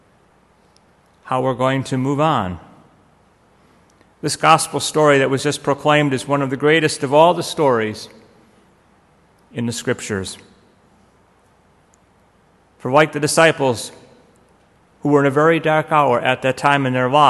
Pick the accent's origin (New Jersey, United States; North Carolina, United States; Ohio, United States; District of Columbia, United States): Ohio, United States; Parma; I'm from Parma